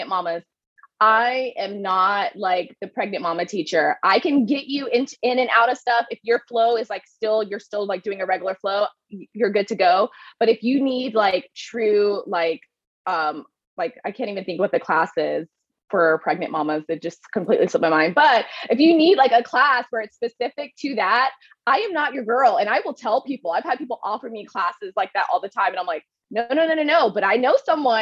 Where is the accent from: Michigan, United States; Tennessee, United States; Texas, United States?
Texas, United States; Midland; moved away as an adult; also born or lived in Dallas, Texas; I'm originally from Midland, Odessa, which is, if you've ever seen the movie Friday Night Lights, there's a book called Friday Night Lights that is based on my town.